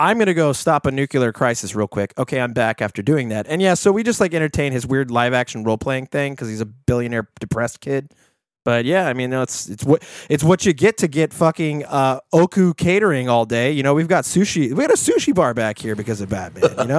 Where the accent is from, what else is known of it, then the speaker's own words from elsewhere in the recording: Kansas, United States; I don't have any fucking money. I'm from Kansas.